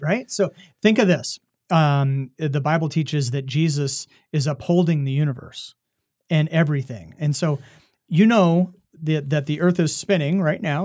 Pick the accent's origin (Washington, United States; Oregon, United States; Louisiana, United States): Oregon, United States; the Willamette Valley; moved away as an adult; also born or lived in Roswell, New Mexico / Lubbock, Texas / Tucson, Arizona; now in Iowa, United States; I grew up in Oregon, the Willamette Valley